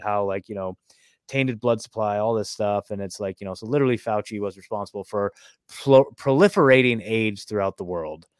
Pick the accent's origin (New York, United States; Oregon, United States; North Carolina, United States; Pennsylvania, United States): Oregon, United States; moved away; also born or lived in McMinnville / Portland / Eugene; I was born and raised there. I lived there my whole freaking life